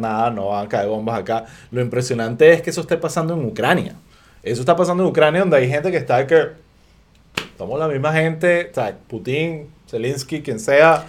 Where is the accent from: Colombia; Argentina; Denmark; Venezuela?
Venezuela; uno como venezolano